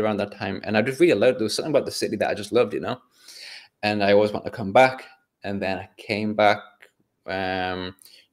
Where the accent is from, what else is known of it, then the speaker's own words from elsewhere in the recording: North East England, United Kingdom; moved away; also born or lived in Berlin; I'm from Northeast England